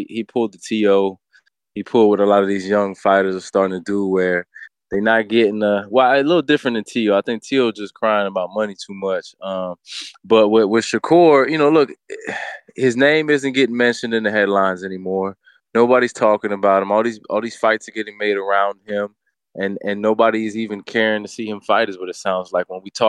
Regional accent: Florida, United States; I was born and raised in Florida, man. But you know my pops, man. You know, real Puerto Rican shit, man. Been to Puerto Rico many times. Still got family out there. You know, real Boricua shit, man.

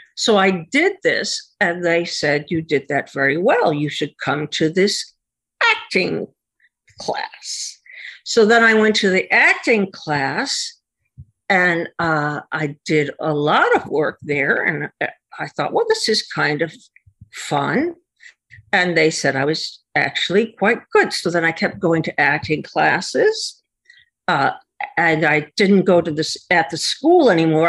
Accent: Connecticut, United States; I am from Connecticut

